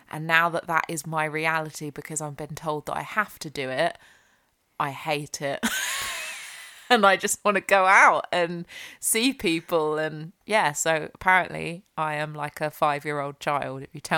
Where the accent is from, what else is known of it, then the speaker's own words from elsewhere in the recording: United Kingdom; We're British, we do talk about the weather quite a lot.